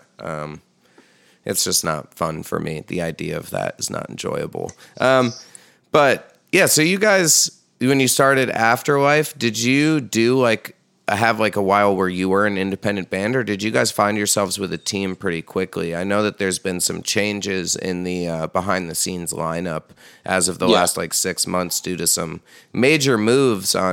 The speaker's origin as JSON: {"language": "English", "area": "Hudson Valley", "region": "New York", "country": "United States", "tie": "born or raised there", "said": "when we were growing up in the Hudson Valley"}